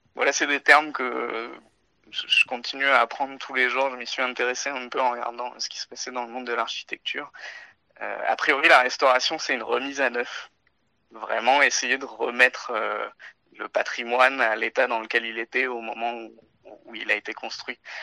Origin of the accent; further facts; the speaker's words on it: Touraine, Centre-Val de Loire, France; moved away as an adult; also born or lived in Agen / Paris / Morteau / Geneva; now in Bordeaux, France; je suis né à Agen, j'ai été élevé en Touraine